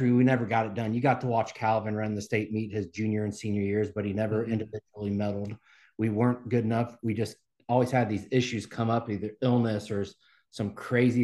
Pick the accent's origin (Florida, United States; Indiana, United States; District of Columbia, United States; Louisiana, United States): Indiana, United States; Mount Vernon School District, near Cumberland; I grew up in the Mount Vernon School District there on the east side.